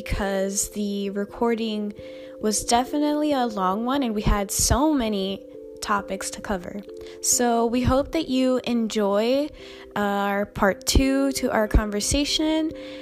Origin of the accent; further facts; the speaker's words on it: New York City, New York, United States; growing up in New York City